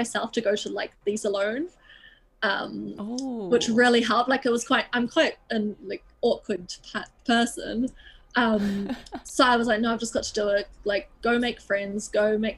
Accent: Auckland, New Zealand; moved away as an adult; now in London, United Kingdom; I grew up like in Auckland, but our house and kind of where I lived was on the outskirts, like in the mountain ranges.

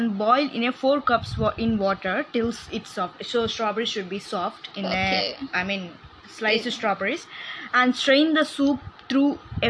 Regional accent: Bangalore, Karnataka, India; I'm from Bangalore.

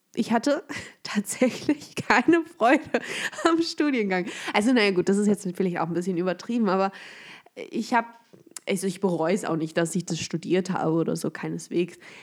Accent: Germany; ich bin hier mit meiner Heimatstadt

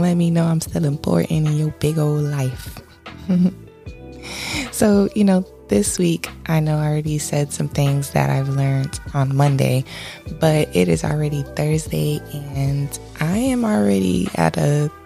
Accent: Miami-Dade, Florida, United States; I am from Miami-Dade.

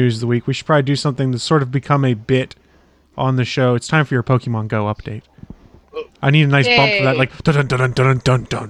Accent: South Carolina, United States; I was born in South Carolina.

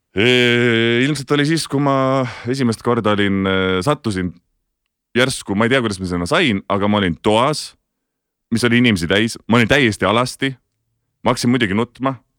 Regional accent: Tartu, Tartu County, Estonia; moved away; elasin Tartus, hästi pikalt elasin Tartus, käisin Tartu Kunstigümnaasiumis

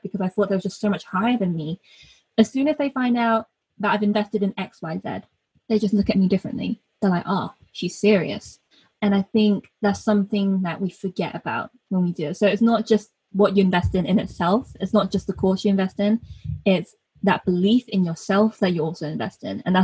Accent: North Devon, South West England, United Kingdom; I am British born. I'm British born Chinese, so we call ourselves BDCs over here. And yeah, so I grew up in North Devon

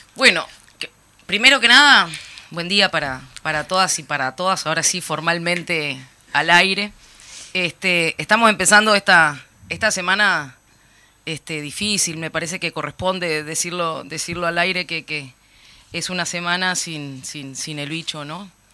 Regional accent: Uruguay; como uruguayos y uruguayas

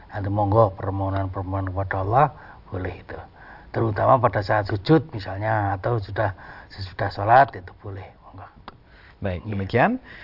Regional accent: Java, Indonesia; kalau kita orang Jawa itu dukun

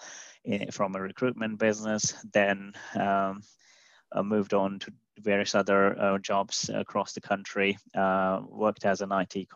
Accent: India; moved away as an adult; now in United Kingdom; I grew up and did my education and university in India

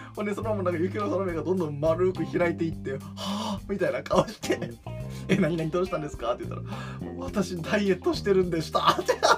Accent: Osaka, Japan; 大阪人も通天閣あんま登んない

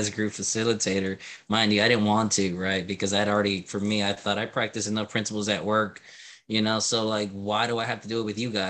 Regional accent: Louisiana, United States; now in Florida, United States; heard that I was from Louisiana, and their words exactly was, I don't want him to bring Louisiana in Florida, right?

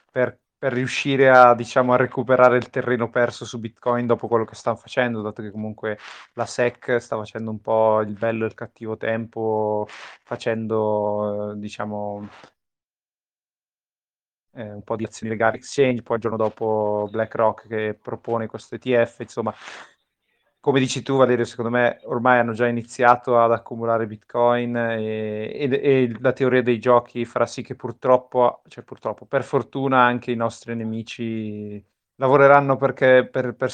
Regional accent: Bergamo, Lombardy, Italy; perché voi due bresciani, io bergamasco.

